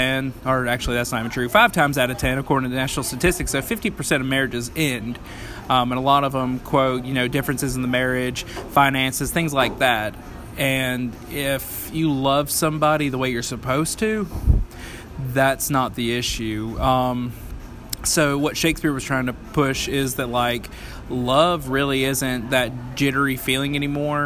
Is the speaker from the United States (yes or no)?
yes; Upstate South Carolina, United States; I born and raised in South Carolina. Lived in the upstate all of my life